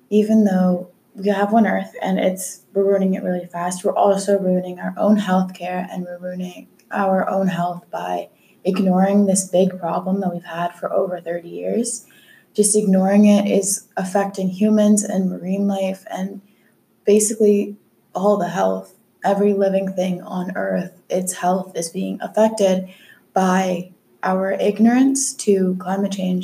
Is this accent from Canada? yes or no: yes; Ottawa, Ontario, Canada; I have lived in Ottawa my whole life